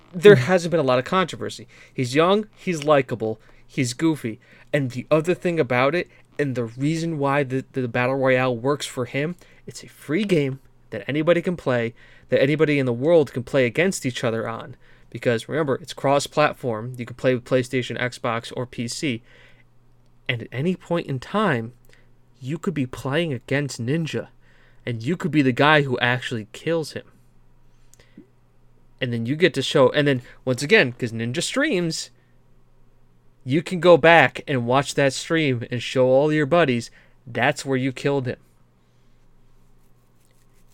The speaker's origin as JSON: {"language": "English", "country": "United States", "said": "I'm American"}